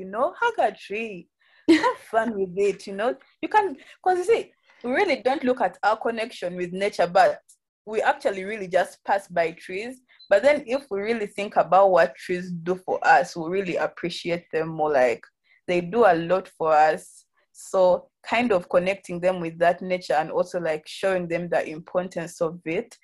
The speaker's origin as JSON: {"language": "English", "country": "Uganda", "also_born_or_lived": "Kampala", "said": "I'm from Uganda. I currently live in Kampala"}